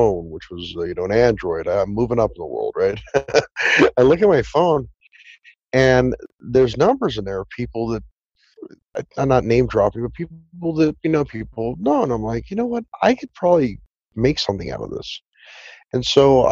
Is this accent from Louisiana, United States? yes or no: no; Southern California, United States; I grew up in Southern California, and I did acting as a child